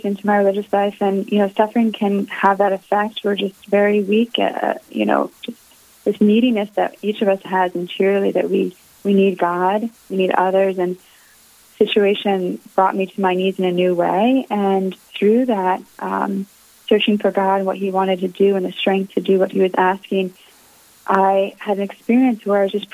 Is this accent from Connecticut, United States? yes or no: yes; Connecticut, United States; I grew up in Connecticut